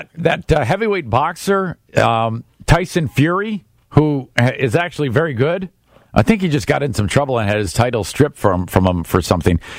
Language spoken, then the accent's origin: English; Warren, Michigan, United States; Jim Fouts is the mayor of Warren, Michigan, my hometown.